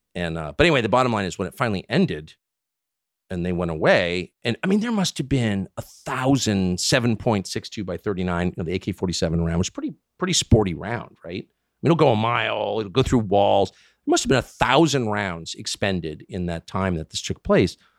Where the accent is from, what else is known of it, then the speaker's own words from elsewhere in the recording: United States; I'm an American, and I'm, like, thirty-four at the time." I've lived in this country my whole life